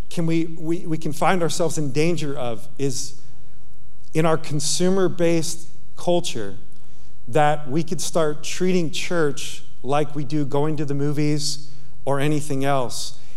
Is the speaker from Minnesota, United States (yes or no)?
no; Yonkers, New York, United States; moved away; I'm a kid from Yonkers, New York